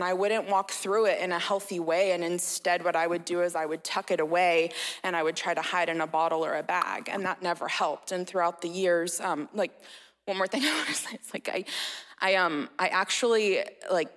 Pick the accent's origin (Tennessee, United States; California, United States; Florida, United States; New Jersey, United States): California, United States; Red Bluff; I was born and raised in Red Bluff